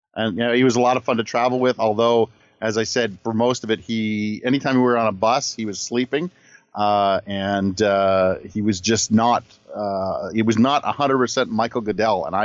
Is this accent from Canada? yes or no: yes; Canada; I'm from Canada